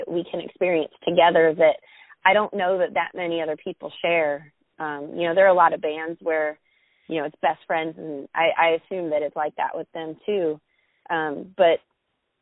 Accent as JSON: {"language": "English", "region": "Florida", "country": "United States", "also_born_or_lived": "Sarasota, Florida / Los Angeles, California", "moved": "as an adult", "said": "we moved from Florida to, you know, a small town of Florida. And then we went to college in Sarasota, Florida, also a pretty small town, to Los Angeles"}